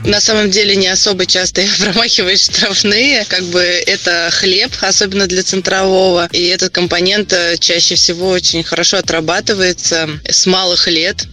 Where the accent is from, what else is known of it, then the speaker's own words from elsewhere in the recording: Samara, Samara Oblast, Russia; Самара – это мой родной город